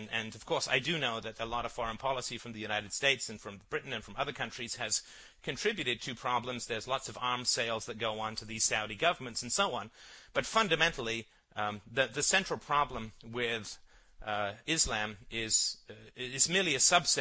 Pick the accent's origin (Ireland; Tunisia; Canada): Ireland; I come from Ireland, and our lands were colonized by the British